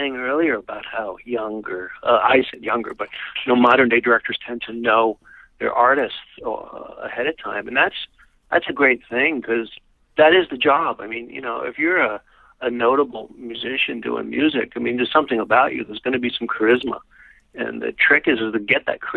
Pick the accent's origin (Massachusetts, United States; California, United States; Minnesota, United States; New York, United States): New York, United States; New York City; I'm a New Yorker. I'm born and raised